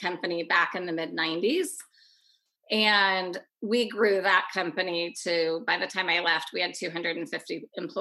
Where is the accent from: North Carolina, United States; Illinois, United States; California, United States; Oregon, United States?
Oregon, United States; I was born and raised in Oregon.